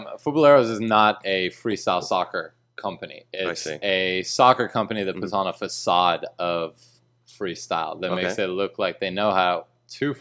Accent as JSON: {"language": "English", "region": "California", "country": "United States", "said": "I'm also from California."}